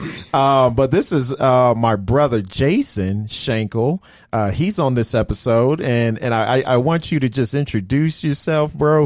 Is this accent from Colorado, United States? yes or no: yes; Denver, Colorado, United States; we had relationships with people that we grew up together in Park Hill